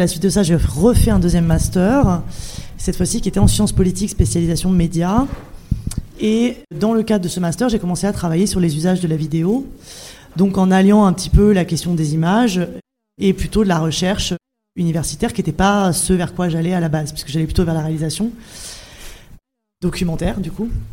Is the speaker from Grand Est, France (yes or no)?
no; Clermont-Ferrand, Auvergne-Rhône-Alpes, France; moved away; also born or lived in Paris; je suis de Clermont-Ferrand